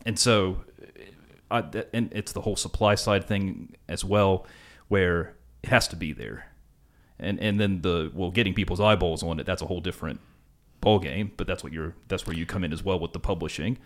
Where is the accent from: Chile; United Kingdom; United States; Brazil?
United States; West Virginia; now in Australia; where I'm from in West Virginia